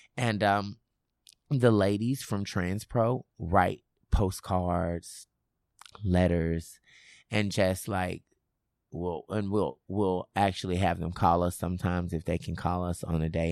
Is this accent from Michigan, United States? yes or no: no; Memphis, Tennessee, United States; I'm originally from Memphis.